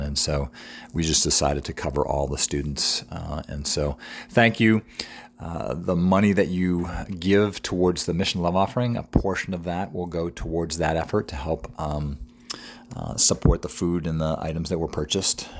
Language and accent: English; New England, United States; now in York, United States; I'm from New England